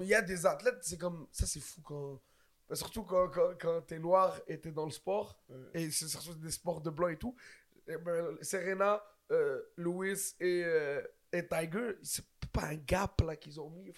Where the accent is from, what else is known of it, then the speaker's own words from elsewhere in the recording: Quebec, Canada; on est québécois aussi